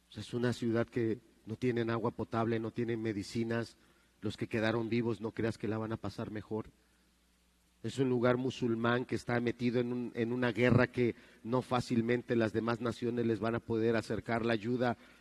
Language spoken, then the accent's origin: Spanish; Mexico